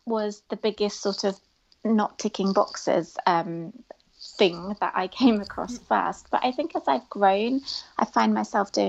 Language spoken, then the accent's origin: English; United Kingdom; a British Muslim female Asian young woman